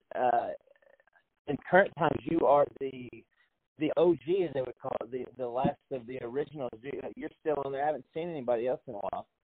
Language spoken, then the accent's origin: English; hometown of President Polk, Tennessee, United States; I am proud that he lives in my hometown